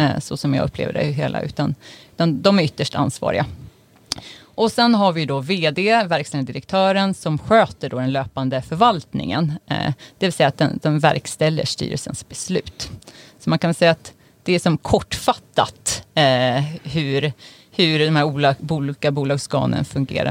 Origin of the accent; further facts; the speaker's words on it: Uppsala, Uppsala County, Sweden; jag är ju uppvuxen i Uppsala